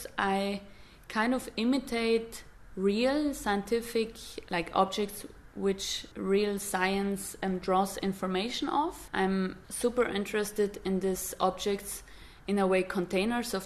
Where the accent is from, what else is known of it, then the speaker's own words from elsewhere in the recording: Dolomites, Italy; moved away; where I come from the Dolomites, these mountains in Italy